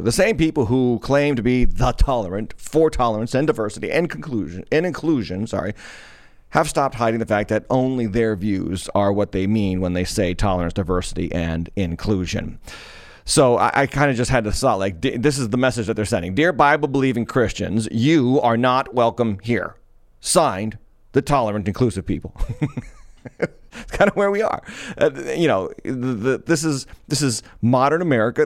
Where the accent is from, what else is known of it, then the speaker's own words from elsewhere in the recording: Massachusetts, United States; out of my home state, in a town called Medford, or a city called Medford, Massachusetts